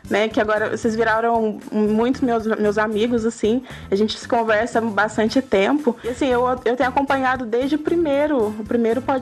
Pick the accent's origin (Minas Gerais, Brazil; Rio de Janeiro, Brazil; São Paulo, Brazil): Minas Gerais, Brazil; now in Campinas, Brazil; É que eu sou mineira